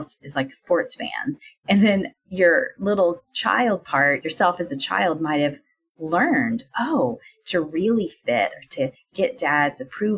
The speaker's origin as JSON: {"language": "English", "region": "the South", "country": "United States", "tie": "born or raised there", "said": "a woman growing up in the South"}